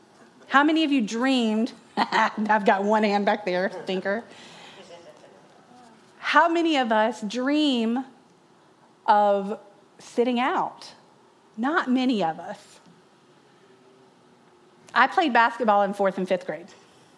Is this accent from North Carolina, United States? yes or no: yes; North Carolina, United States; growing up in North Carolina in the 80s, 1983